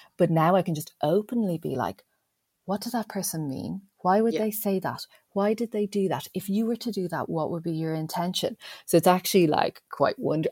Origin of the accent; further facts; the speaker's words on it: Ireland; me being Irish